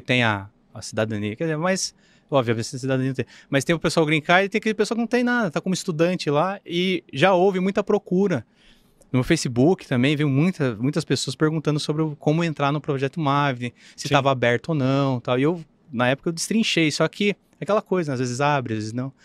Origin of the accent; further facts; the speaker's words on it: Sorocaba, São Paulo, Brazil; sou de Sorocaba